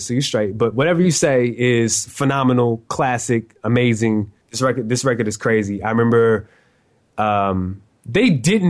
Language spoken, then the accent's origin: English; the South, United States; we're from the South. We have, you know, a East Coast underground influence